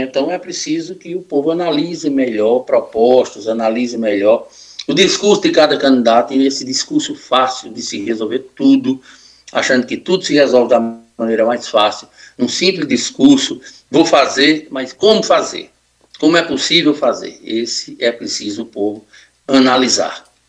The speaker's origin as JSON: {"language": "Portuguese", "region": "Northeast Region", "country": "Brazil", "said": "a gente, aqui, como nordestino"}